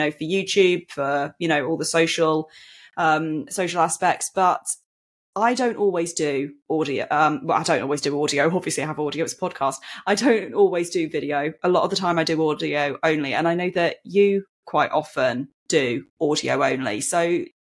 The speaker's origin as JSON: {"language": "English", "country": "United Kingdom", "said": "I'm from Britain."}